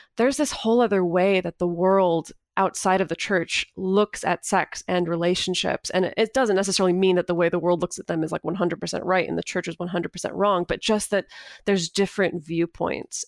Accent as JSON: {"language": "English", "region": "Northern California", "country": "United States", "tie": "born or raised there", "said": "I grew up in Northern California in a really small little town, um, about two hours north of Sacramento."}